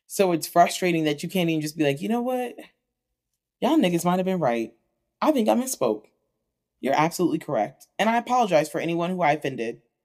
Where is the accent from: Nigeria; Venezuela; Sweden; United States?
United States; as American people